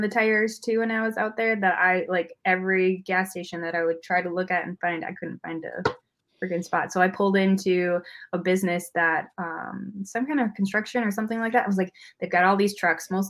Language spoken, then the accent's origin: English; Wisconsin, United States; accent: Midwest; I'm from Wisconsin